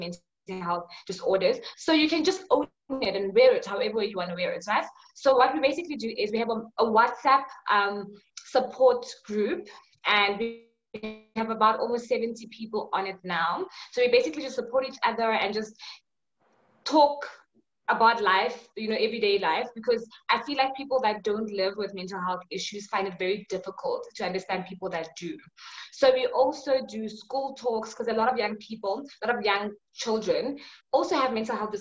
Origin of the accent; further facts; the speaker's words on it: Johannesburg, Gauteng, South Africa; I'm from South Africa, Johannesburg